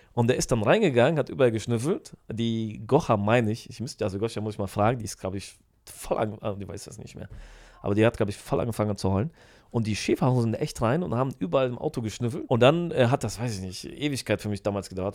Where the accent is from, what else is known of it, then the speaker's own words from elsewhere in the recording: Düsseldorf, North Rhine-Westphalia, Germany; accent: Rhenish; moved away as an adult; also born or lived in Poland; now in Poznań, Poland; Ich komme aus Düsseldorf eigentlich